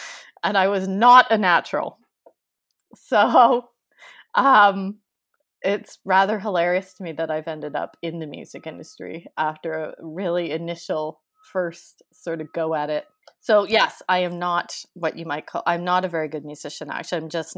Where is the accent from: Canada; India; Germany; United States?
Canada; New Westminster, British Columbia; also born or lived in London, United Kingdom; I grew up in New Westminster, so pretty much Vancouver, very close. I grew up in New West. I have lived here, and I've lived in England quite a bit.